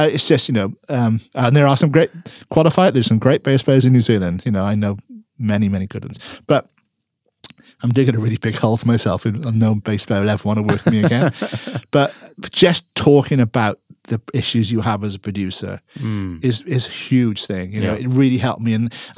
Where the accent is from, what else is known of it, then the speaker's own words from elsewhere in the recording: Wales, United Kingdom; I'm Welsh, you know, they're fly halves to me.